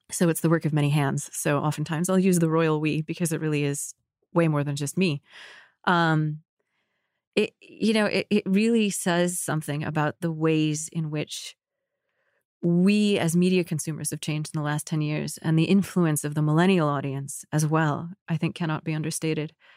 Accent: United States; also born or lived in Egypt; as American Muslims

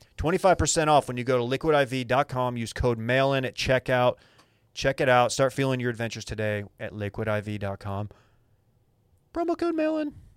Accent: Dallas, Texas, United States; I'm from Dallas.

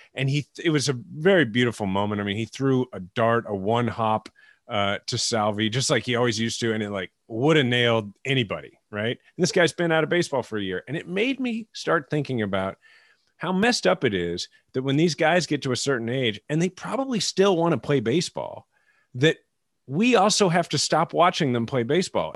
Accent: Kansas City, Missouri, United States; growing up in Kansas City

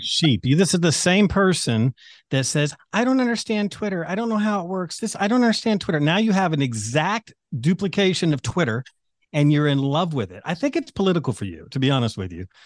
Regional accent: the South, United States; I'm from the South. I'm I'm kind of the country guy

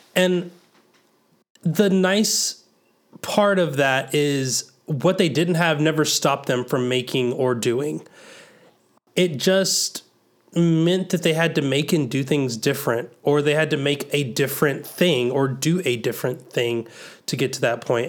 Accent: the South, United States; growing up in the South, I think I had a different kind of church organ

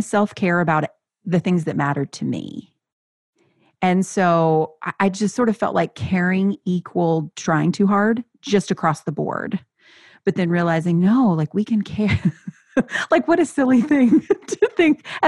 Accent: the South, United States; I grew up in the South, evangelical vibe

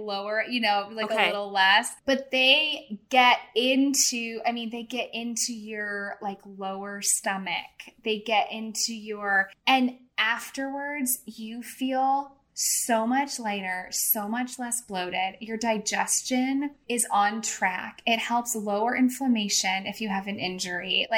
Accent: St. Louis, Missouri, United States; I am from St. Louis

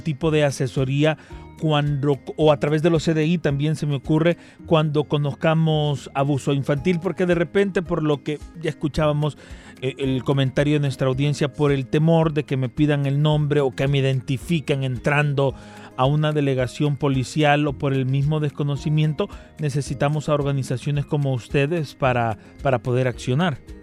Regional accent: El Salvador; como sociedad salvadoreña nosotros

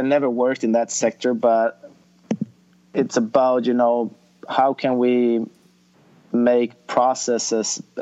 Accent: Sweden; I was assistant coaching a junior program at my hometown

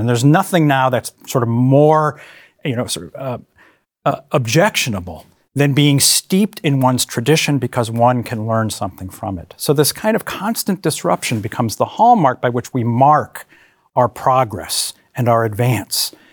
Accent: Hartford, Connecticut, United States; moved away; I grew up in Hartford, Connecticut

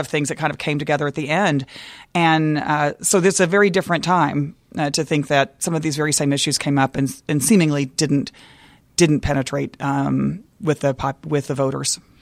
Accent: Dallas, Texas, United States; moved away; also born or lived in Waco, Texas; I grew up in, I was born in Waco, which is also bragging rights, I think, uh, but really grew up in Dallas

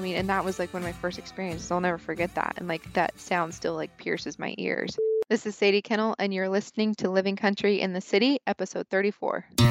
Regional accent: Idaho, United States; I am from Idaho, um, born and raised here

